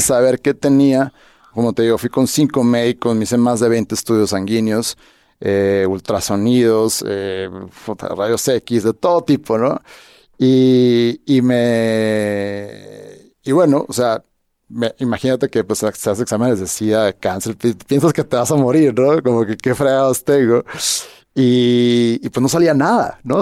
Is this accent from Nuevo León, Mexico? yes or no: no; Hermosillo, Sonora, Mexico; moved away as an adult; also born or lived in Guadalajara / Mexico City; soy de Hermosillo